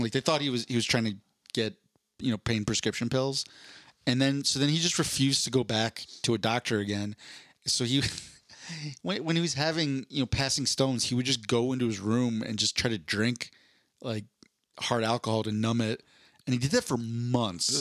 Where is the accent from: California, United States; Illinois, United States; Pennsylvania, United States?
Pennsylvania, United States; Philadelphia; now in Denver, United States; I grew up in Philadelphia